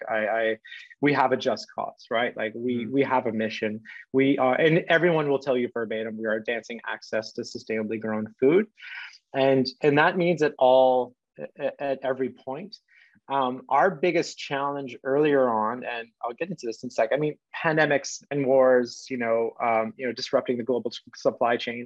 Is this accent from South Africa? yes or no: no; Canada; I'm Canadian